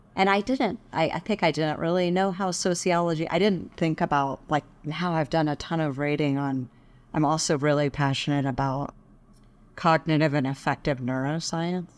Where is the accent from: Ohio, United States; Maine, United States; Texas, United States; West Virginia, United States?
Texas, United States; Dallas; also born or lived in Boulder, Colorado; now in Colorado, United States; I grew up in Dallas.